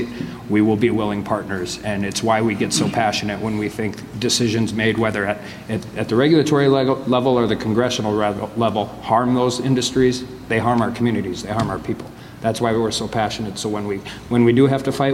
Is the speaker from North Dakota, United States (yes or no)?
yes; Medora, North Dakota, United States; I grew up in Medora, so I had the Little Missouri in my backyard